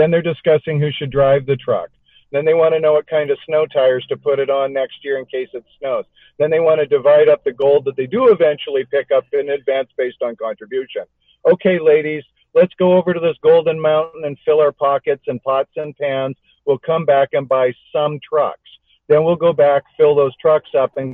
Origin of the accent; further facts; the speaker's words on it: Alberta, Canada; I grew up in Alberta